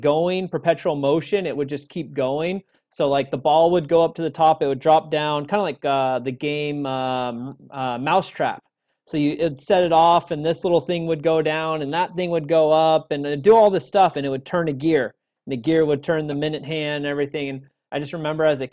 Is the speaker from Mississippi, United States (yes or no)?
no; Orange County, California, United States; also born or lived in Los Angeles / San Diego / Carlsbad; I'm from Orange County. I've pretty much lived here my whole life. I think I was born in L.A., moved to San Diego and Carlsbad area until I was like four. Yeah, and then lived in Orange County since